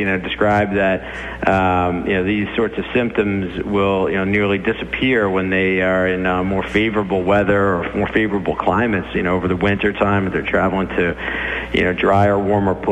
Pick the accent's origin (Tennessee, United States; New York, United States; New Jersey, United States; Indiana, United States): New York, United States; Merrick; also born or lived in Pennsylvania; I was born and raised up in Nassau County, Merrick